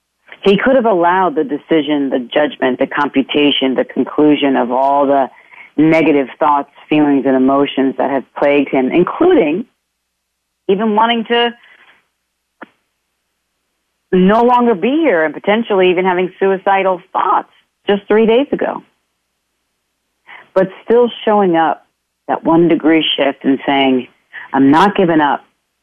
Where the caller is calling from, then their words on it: Ireland; I'm calling in from Ireland myself, so hello to wherever you all are and will be.